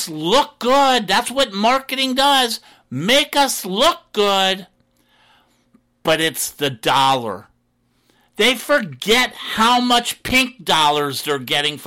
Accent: Florida, United States; Florida, my home state

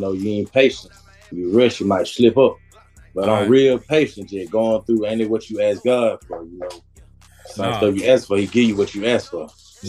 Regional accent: Atlanta, Georgia, United States; I'm from Atlanta, Zone 3 to be exact.

